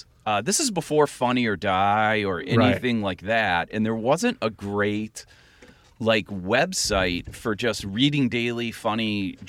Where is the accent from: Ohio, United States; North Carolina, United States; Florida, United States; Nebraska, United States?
Ohio, United States; Akron area; moved away as an adult; also born or lived in Cleveland, Ohio; now in Chicago, United States; So in sixth grade, we actually moved down to a rural area outside of Akron.